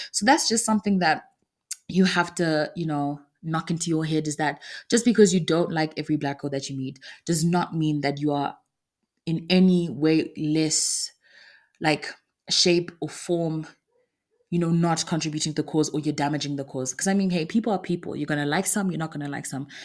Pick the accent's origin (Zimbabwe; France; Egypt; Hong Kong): Zimbabwe; moved away; I come from Zimbabwe